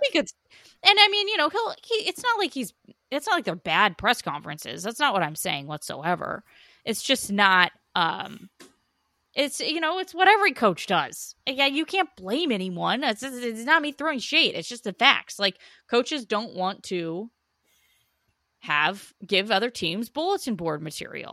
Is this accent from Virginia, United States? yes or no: no; Oregon, United States; I was born and raised on the Oregon, Oregon State rivalry.